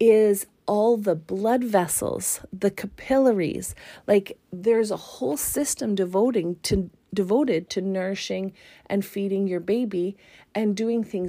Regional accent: Canada; as a Canadian

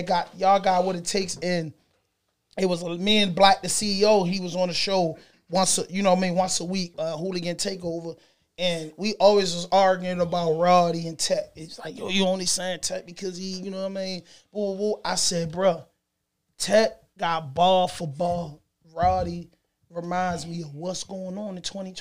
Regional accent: Baltimore, Maryland, United States; I'm from Park Heights, Lily Heights

